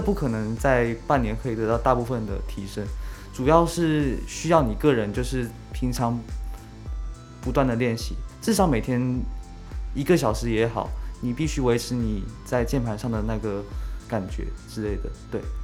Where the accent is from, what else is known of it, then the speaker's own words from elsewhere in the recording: Kaohsiung, Taiwan; 中山离我家近嘛，我是高雄人。